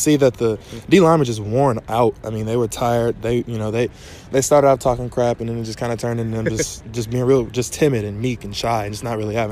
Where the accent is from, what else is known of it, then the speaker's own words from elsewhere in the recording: Atlanta, Georgia, United States; I'm from Atlanta, Georgia. I went to Greater Atlanta Christian School